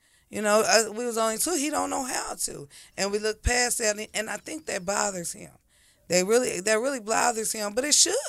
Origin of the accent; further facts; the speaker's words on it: Dayton, Ohio, United States; Because we're from Dayton, Ohio. Houses cheap down there.